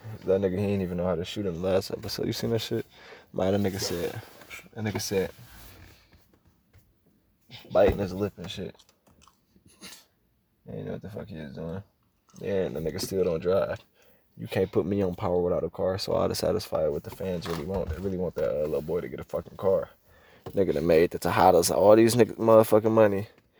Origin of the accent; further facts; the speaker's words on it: Akron, Ohio, United States; I'm from Akron, where he was born and raised.